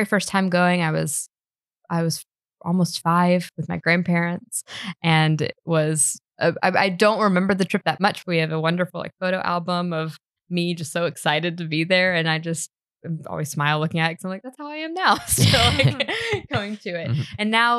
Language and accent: English; Birmingham, Alabama, United States; now in London, United Kingdom; I'm from Birmingham, Alabama, which is pronounced Birmingham, which is pronounced wrong from what I'm told by everyone here in the US